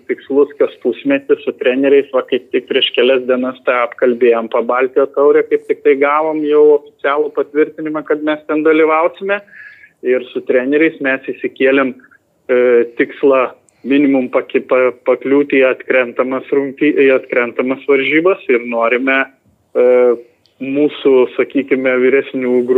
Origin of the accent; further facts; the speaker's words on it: Lithuania; mes lietuviai geriausiai esame